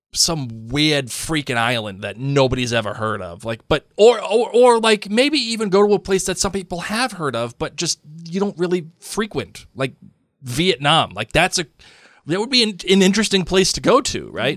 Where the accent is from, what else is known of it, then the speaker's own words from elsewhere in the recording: United States; as an American